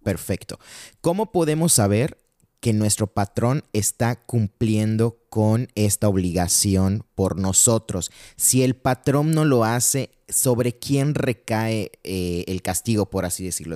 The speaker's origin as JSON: {"language": "Spanish", "country": "Mexico"}